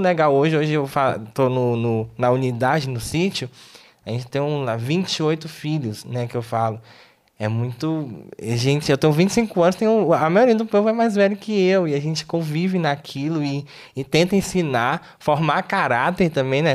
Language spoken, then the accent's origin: Portuguese; Tocantins, Brazil; moved away; sou lá do Tocantins